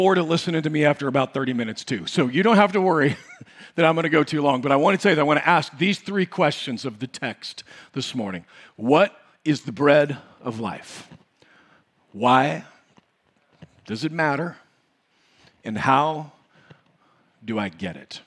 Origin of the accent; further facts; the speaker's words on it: United States; we grew up in the United States of America